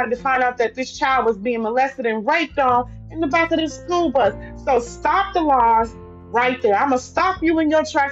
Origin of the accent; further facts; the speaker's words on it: Louisiana, United States; now in Texas, United States; I'm from Louisiana